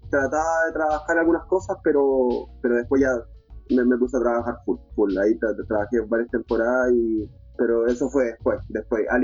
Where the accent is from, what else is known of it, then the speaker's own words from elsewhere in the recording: Los Ángeles, Biobío, Chile; also born or lived in Santiago; Y soy, de, soy oriundo de Los Ángeles, ya, eh, de la ciudad de Los Ángeles, de esta región.